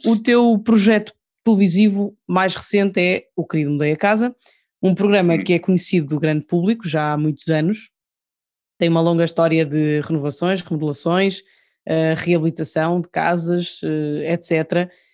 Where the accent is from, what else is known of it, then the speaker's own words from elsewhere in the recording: Portugal; somos portugueses